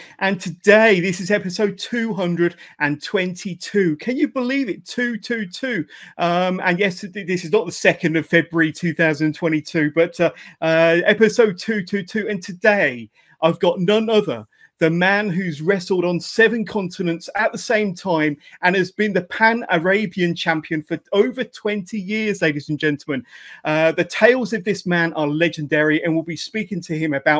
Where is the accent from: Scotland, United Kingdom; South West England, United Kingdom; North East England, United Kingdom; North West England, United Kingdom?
South West England, United Kingdom; Westbury; Westbury, which is my hometown.